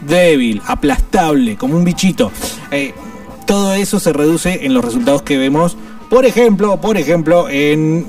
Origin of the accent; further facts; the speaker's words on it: Argentina; somos muy buenos para hacer mierda todo, para romper todo, el argentino